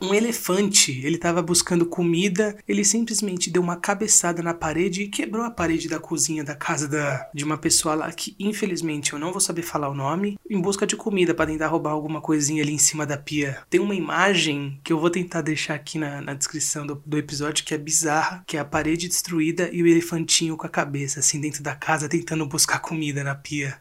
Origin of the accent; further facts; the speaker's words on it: Brazil; nós, como brasileiros